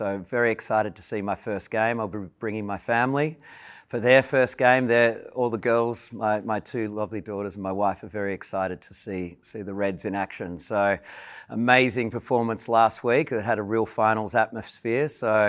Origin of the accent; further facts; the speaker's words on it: Melbourne, Victoria, Australia; also born or lived in London; I grew up in Melbourne, so I was an AFL fan